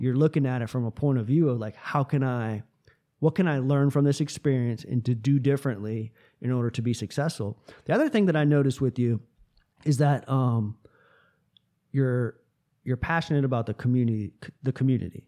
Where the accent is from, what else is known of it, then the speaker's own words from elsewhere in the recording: Tampa, Florida, United States; moved away as an adult; also born or lived in western North Carolina; now in North Carolina, United States; I'm from Tampa, Florida